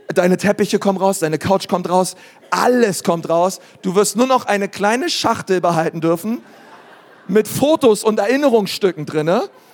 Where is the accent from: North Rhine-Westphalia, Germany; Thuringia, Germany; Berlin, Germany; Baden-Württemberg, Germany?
Berlin, Germany; ich bin Berliner